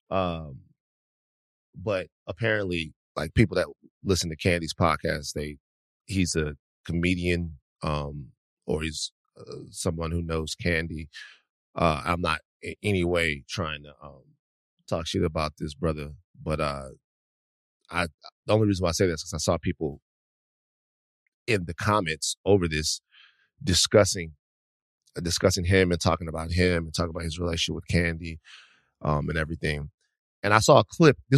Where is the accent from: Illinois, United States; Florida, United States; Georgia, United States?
Georgia, United States; Atlanta; I'm from Atlanta, Georgia, Campton Road to be exact.